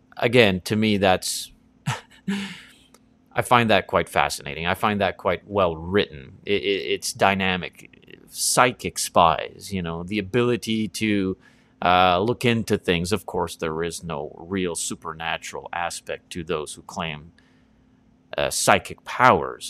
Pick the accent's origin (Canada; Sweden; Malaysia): Canada; East Coast of Canada; growing up on the East Coast of Canada